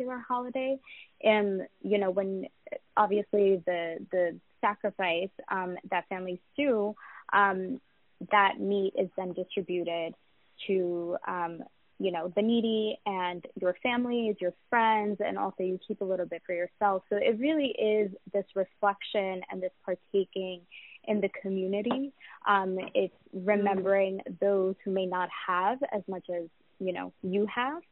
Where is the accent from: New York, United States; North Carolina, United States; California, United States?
New York, United States; also born or lived in Pakistan; I actually grew up in New York, but I was born in Pakistan, and most of my family is still back there